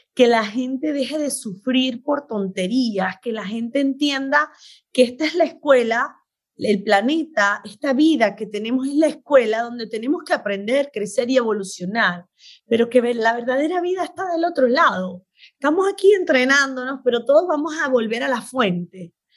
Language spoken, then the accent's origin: Spanish; Venezuela; moved away as an adult; also born or lived in Beirut, Lebanon; now in United States; soy médico venezolana. Nací en Beirut, pero a los 40 días llegué a Venezuela, o oh, que soy venezolana de corazón. Y me crié, estudié medicina, me gradué allá